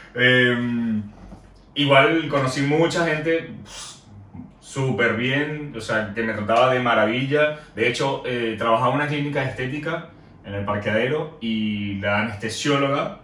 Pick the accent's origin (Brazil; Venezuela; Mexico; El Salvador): Venezuela; San Cristóbal, Táchira; moved away as an adult; also born or lived in Bogotá, Colombia; now in Argentina; mi ciudad natal, San Cristóbal